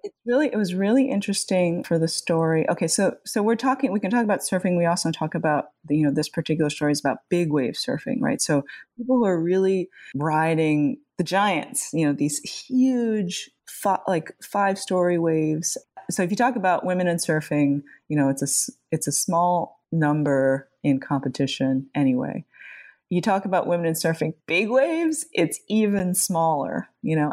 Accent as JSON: {"language": "English", "area": "Jones Beach, Long Island", "region": "New York", "country": "United States", "tie": "born or raised there", "said": "we grew up at Jones Beach, you know, here on Long Island"}